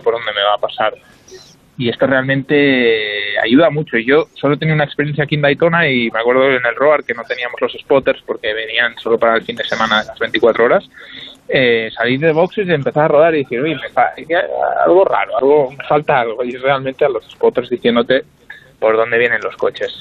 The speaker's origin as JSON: {"language": "Spanish", "country": "Spain", "said": "somos tres españoles"}